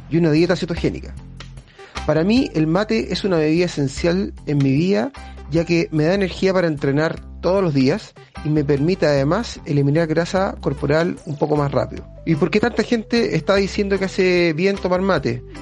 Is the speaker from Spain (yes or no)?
no; Chile; soy ultramaratonista chileno y me he dedicado los últimos años a hacer desafíos deportivos